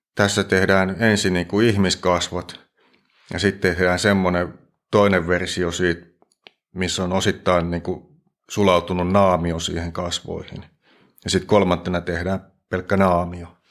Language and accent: Finnish; Nurmijärvi, Uusimaa, Finland; moved away as an adult; now in Forssa, Finland; Mä oon Klaukkalasta lähtösi, Nurmijärveltä.